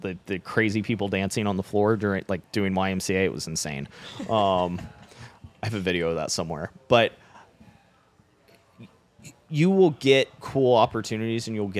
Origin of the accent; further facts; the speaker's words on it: Florida, United States; I grew up in Florida, so love ….